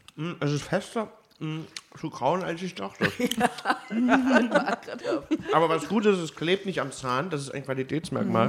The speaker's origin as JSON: {"language": "German", "country": "Germany", "said": "als Piefke"}